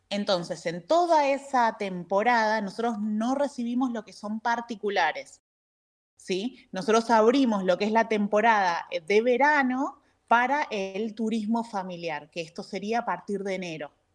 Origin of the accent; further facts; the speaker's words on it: Buenos Aires, Argentina; moved away as an adult; now in San Rafael, Argentina; soy de Buenos Aires, pero ya radicada acá en San Rafael hace más de 17 años.